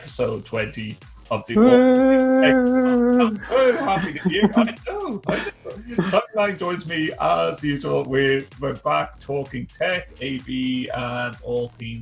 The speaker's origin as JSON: {"language": "English", "country": "Ireland", "said": "we're Irish folk"}